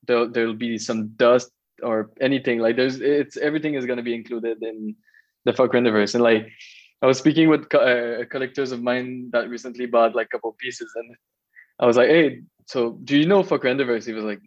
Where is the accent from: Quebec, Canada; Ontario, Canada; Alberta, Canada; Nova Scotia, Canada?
Quebec, Canada; Magog; I'm from Magog, a small town from the eastern township of Quebec